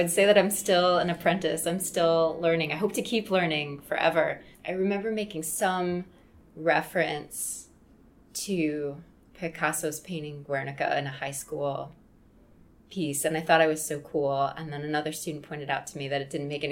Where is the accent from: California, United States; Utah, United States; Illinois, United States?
Illinois, United States; Wheaton; I grew up in Wheaton, which is about an hour outside the city.